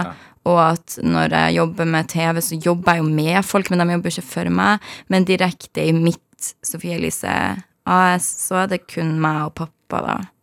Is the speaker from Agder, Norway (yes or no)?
no; Harstad, Troms, Norway; moved away; Jeg er fra Harstad i Nord-Norge